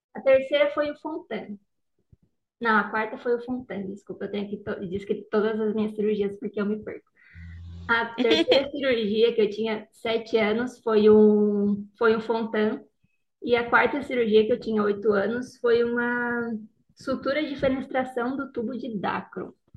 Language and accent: Portuguese; Criciúma, Santa Catarina, Brazil; moved away as an adult; now in Porto Alegre, Brazil; eu sou de Criciúma, né, natural de Criciúma. Vim para Porto Alegre para fazer a pós-graduação